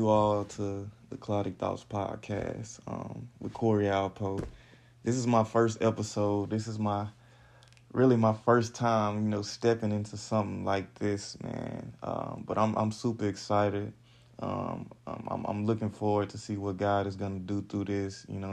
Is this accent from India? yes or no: no; Houston, Texas, United States; So I'm from Houston, Texas, you know, born and raised in the H-Town